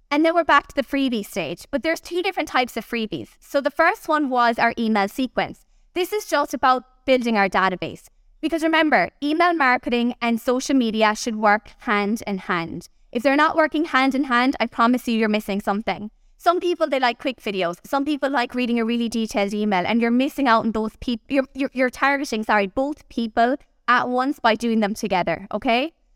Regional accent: Kerry, Munster, Ireland; I'm from Kerry, down the other side of the country

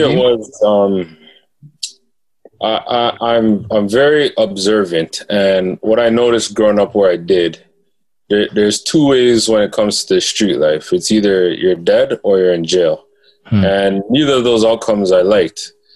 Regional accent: Toronto, Ontario, Canada; also born or lived in Rexdale, Toronto; I grew up in uh, Jane and Finch, mm-hmm. and um, I later moved to Rexdale

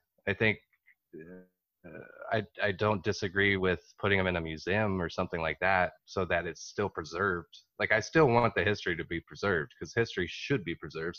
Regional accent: Texas, United States; I'm originally from Texas and the stuff I get, you know, it's like, well, you don't have an accent.

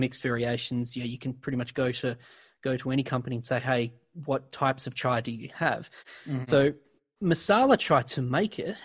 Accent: Australia; as an Australian

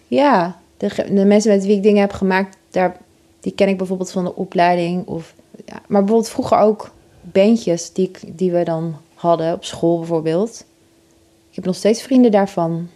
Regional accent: Oss, North Brabant, Netherlands; moved away; het was in Os, waar ik ben opgegroeid

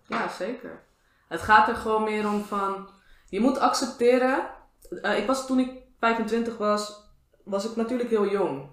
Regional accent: Moerwijk, South Holland, Netherlands; van waar ik vandaan kwam

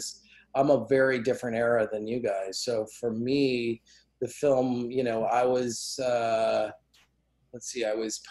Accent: Calgary, Alberta, Canada; I grew up in Calgary.

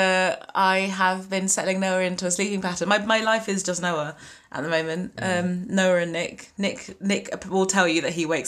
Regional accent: London, United Kingdom; I'm from Central London.

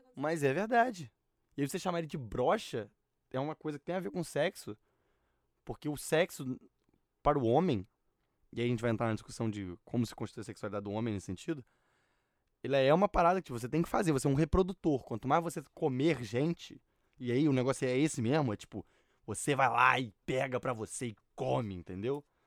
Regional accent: Barra Mansa, Rio de Janeiro, Brazil; now in Rio de Janeiro, Brazil; Barra Mansa ninguém fala que eu tenho sotaque

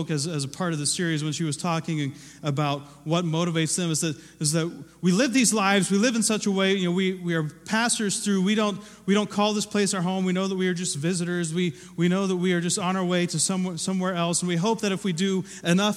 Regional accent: Ohio, United States; moved away; I grew up in Ohio

